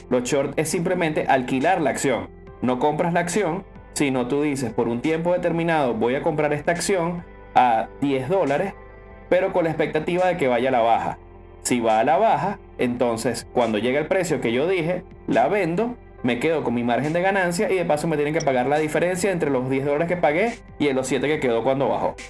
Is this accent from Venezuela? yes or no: yes; Venezuela; somos venezolanos